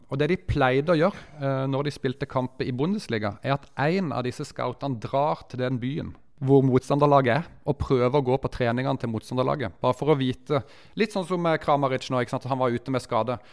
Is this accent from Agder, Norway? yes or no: yes; Mandal, Agder, Norway; moved away; Mandalskameratene, det er jo der jeg er fra